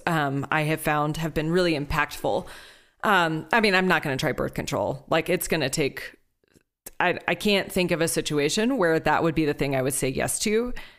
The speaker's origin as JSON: {"language": "English", "town": "Houston", "region": "Texas", "country": "United States", "tie": "born or raised there", "said": "Growing up in Houston"}